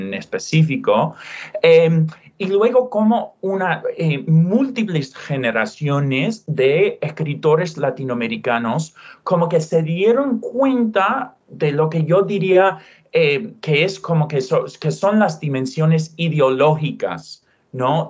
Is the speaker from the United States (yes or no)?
yes; Utah, United States; first language English; Spanish is a second language; moved away; also born or lived in California; nací en Utah, em, em, pasé tiempo en California, soy, yo diría, soy angloparlante y, nací en Estados Unidos